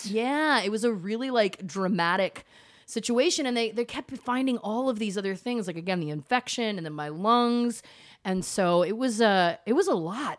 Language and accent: English; Canada; now in United States; As a Canadian